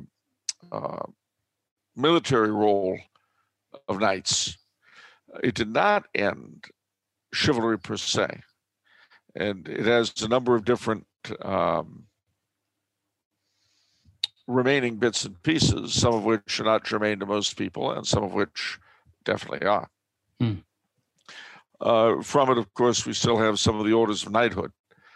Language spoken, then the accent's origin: English; Los Angeles, California, United States; Growing up in Los Angeles